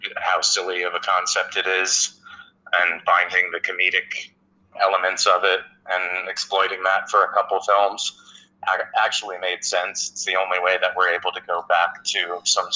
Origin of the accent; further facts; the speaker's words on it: New Jersey, United States; I grew up in North Jersey